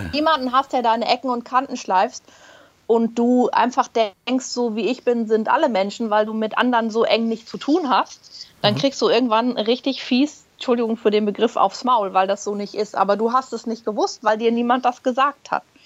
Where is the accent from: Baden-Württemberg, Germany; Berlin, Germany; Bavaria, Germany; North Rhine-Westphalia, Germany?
Berlin, Germany; moved away as an adult; also born or lived in Hamburg; now in Munich, Germany; gebürtige Berlinerin, mittlerweile in München zu Hause